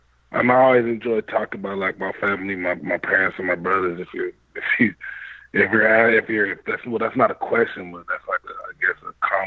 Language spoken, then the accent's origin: English; Canada; Yeah, but I'm Jamaican. So I mean, both my parents are Jamaican. So I was a Canadian basically living in a Jamaican home.